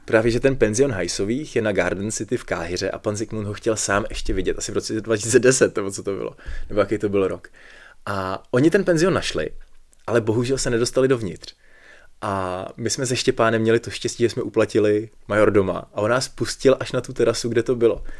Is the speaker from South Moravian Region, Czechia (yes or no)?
no; Plzeň, Plzeň Region, Czechia; jsem z Plzně